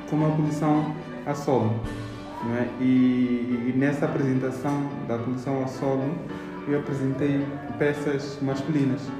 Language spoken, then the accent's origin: Portuguese; Maputo, Mozambique; como já tinha dito antes, sou jovem moçambicano, nasci aqui em Maputo em 1900 e tal, não é? Então, uh, tenho cerca de 30 anos